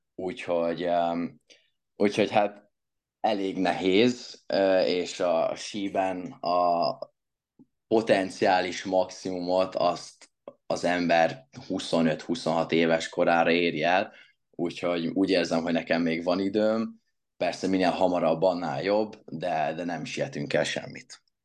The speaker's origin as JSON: {"language": "Hungarian", "country": "Hungary", "said": "magyar vagyok"}